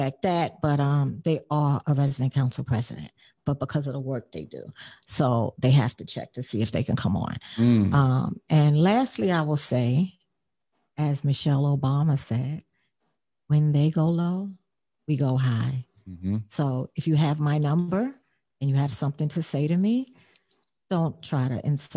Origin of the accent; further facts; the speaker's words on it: New York City, New York, United States; also born or lived in Upper East Side, Manhattan; I come from the Boogie Down Bronx